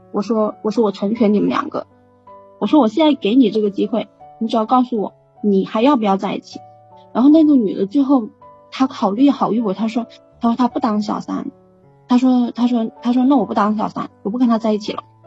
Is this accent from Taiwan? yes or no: no; Guangdong, China; moved away as an adult; also born or lived in Jiangxi; 我是广东的